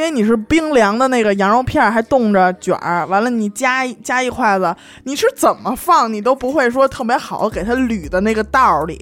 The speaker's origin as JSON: {"language": "Chinese", "region": "Beijing", "country": "China", "said": "咱们就是北京人还挺爱吃饺子的"}